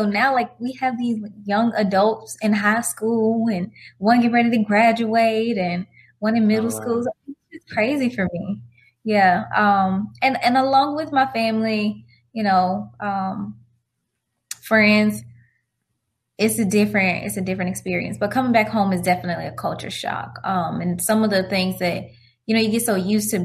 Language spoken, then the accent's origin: English; Florida, United States; moved away as an adult; also born or lived in Georgia / Alabama / Japan; I'm from Florida and I've lived in Florida and Georgia and Alabama